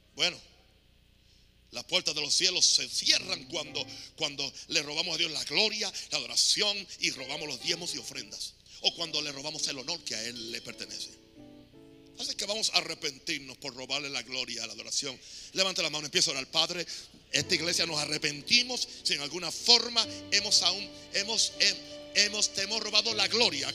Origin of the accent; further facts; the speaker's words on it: Panama; aquí en mi país